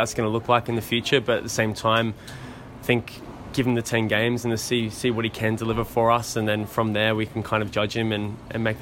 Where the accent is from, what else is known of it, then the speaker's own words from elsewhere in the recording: Australia; also born or lived in North East England / Gold Coast, Queensland; a kid growing up in Australia